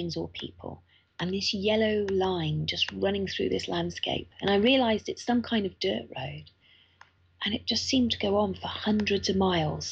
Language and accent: English; United Kingdom; as a British person, I can get an electronic visa online